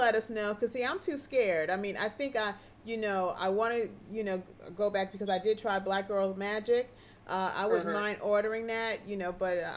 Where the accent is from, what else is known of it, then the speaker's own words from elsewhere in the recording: New York City, New York, United States; we're from the Big Apple